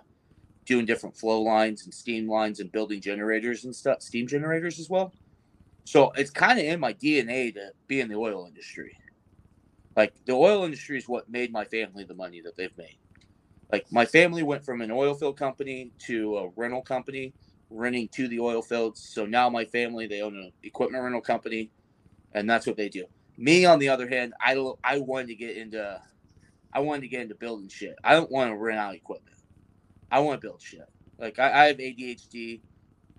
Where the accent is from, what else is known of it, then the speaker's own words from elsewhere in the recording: Bakersfield, California, United States; I've lived in Bakersfield, California my whole entire life. I'm California through and through.